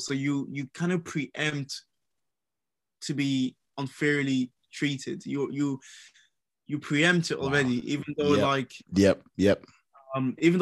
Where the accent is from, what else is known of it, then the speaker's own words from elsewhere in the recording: Ireland; moved away as an adult; also born or lived in Nigeria; now in United Kingdom; I grew up in Ireland. So I grew up in Ireland from the age of 3 years old to about 18 years old.